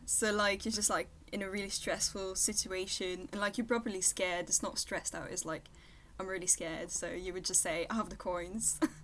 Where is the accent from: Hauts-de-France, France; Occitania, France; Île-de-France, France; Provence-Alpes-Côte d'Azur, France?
Île-de-France, France; Versailles; English is a second language; I'm from Versailles, which is like right next to Paris